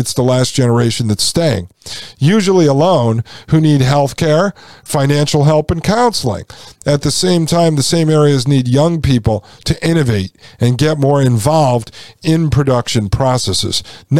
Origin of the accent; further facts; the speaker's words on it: outside of New Haven, Connecticut, United States; I grew up outside of New Haven, Connecticut.